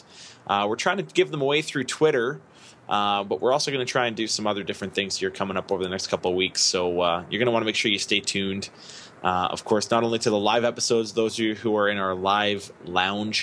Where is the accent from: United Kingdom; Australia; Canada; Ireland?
Canada; I am from Canada.